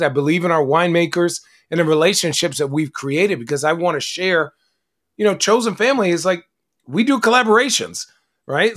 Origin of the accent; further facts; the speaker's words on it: Arizona, United States; I grew up in Arizona.